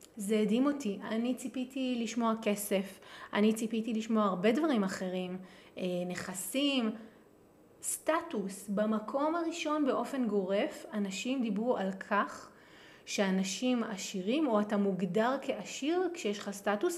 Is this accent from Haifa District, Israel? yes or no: no; Jerusalem, Jerusalem District, Israel; moved away; כירושלמית שגדלה בירושלים